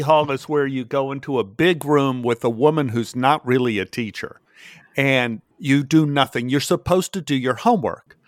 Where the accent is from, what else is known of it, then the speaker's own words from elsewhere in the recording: Texas, United States; I grew up in Texas